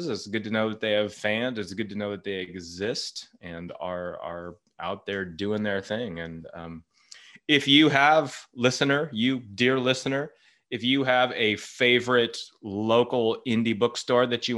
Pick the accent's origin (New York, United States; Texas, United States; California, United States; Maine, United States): California, United States; Berkeley; It's my hometown